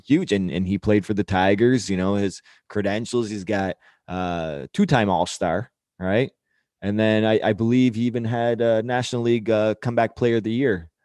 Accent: Canada; being Canadian

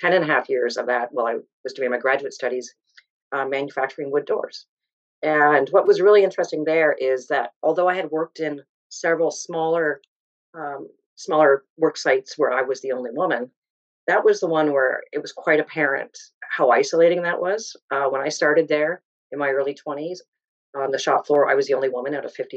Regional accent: Southern Ontario, Canada; I grew up in Southern Ontario

